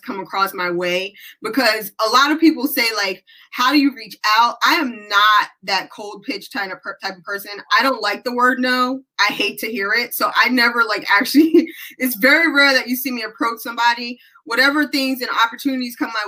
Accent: New York City, New York, United States; moved away as an adult; also born or lived in Hawaii; now in Fayetteville, United States; I was born and raised in the Bronx, so was my husband.

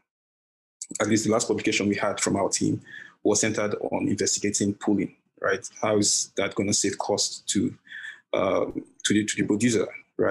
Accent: southern Nigeria, Nigeria; moved away as an adult; now in Iowa, United States; I'm from South Nigeria

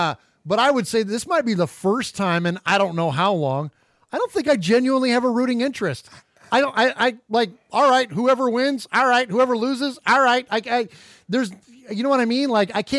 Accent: Bay Area, California, United States; growing up in the Bay Area.

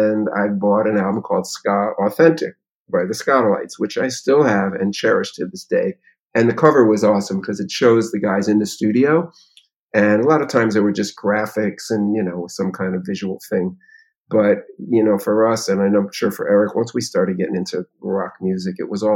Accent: Meriden, Connecticut, United States; I grew up in Meriden, Connecticut, a little town up in New England

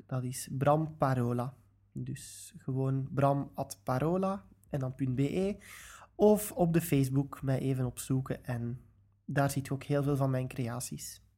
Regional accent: Belgium

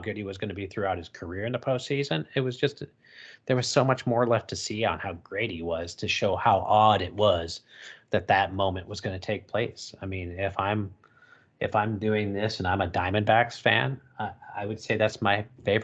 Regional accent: Montana, United States; I'm a kid born and raised in Montana

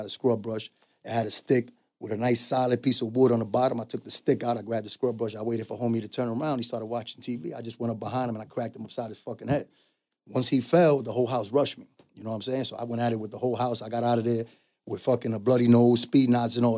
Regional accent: New York City, New York, United States; I was from the Bronx

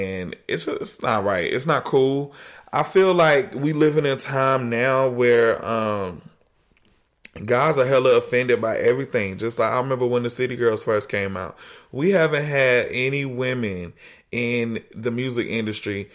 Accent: the South, United States; growing up in the South

